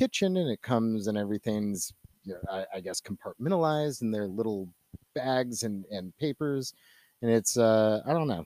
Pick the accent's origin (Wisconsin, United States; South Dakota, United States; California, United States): California, United States; Northern; I grew up in Northern California